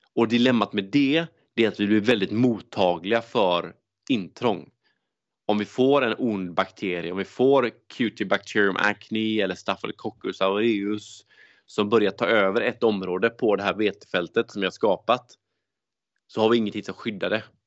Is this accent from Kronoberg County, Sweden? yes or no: no; Gothenburg, Västra Götaland, Sweden; Jag är göteborgare